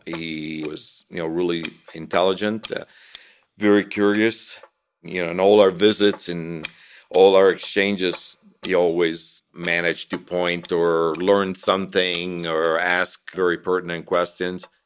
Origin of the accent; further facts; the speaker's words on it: Italy; now in United States; I was from Italy and decided to come to the United States and stay